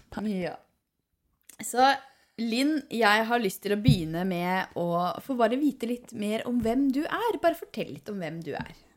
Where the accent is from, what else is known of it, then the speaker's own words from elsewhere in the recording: Hallingdal, Buskerud, Norway; now in Nesodden, Norway; jeg er fra Hallingdal